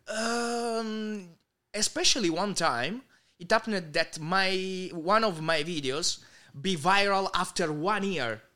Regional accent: Southern Italy, Italy; English is a second language; in Italy, especially my hometown

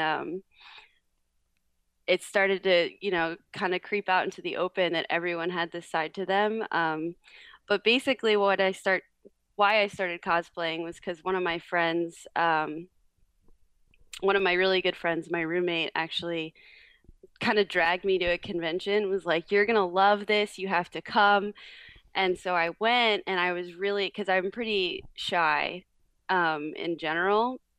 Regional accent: Florida, United States; also born or lived in New York; I was actually born in New York. I'm from New York, I like to say, which I prefer to say because being from Florida is not as fun. but I moved to Florida when I was around six. And I lived all over Florida.

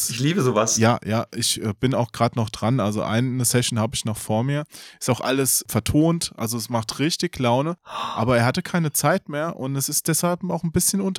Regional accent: Hesse, Germany; Ich bin aus Hessen, ich bin aus der Ecke, deswegen.

